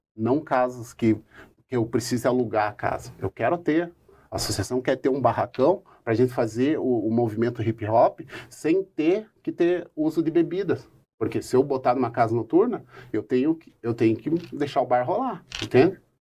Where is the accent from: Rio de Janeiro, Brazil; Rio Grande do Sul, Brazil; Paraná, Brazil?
Paraná, Brazil; Curitiba; o bairro alto que eu frequento, né, onde eu nasci e me criei